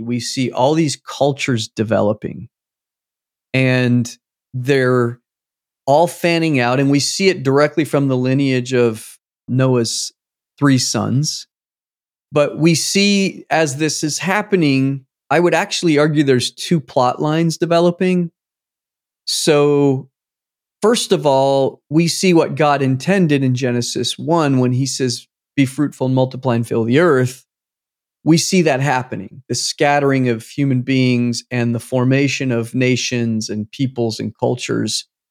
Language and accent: English; United States; I'm American